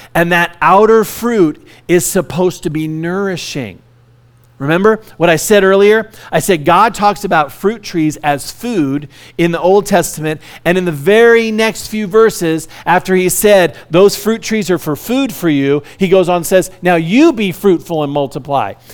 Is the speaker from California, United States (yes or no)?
yes; Hesperia, California, United States; also born or lived in Orange County, California; my dad, uh, bought a large piece of property in Hesperia back in the seventies, and we moved from Orange County up to, uh, Hesperia.